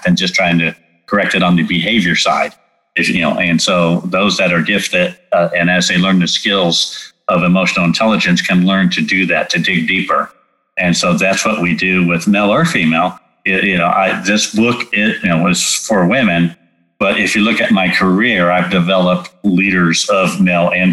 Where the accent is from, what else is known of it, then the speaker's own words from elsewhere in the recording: California, United States; moved away; also born or lived in Texas; I grew up in California